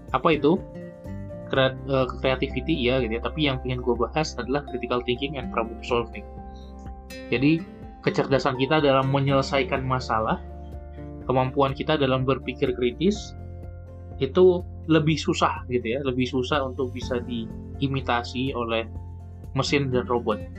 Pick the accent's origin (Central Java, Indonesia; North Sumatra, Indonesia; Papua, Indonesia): North Sumatra, Indonesia; Medan; gue Aceh memang dari kecil udah di Medan gitu jadi ya nggak ada bahasa daerah yang gua kuasai memang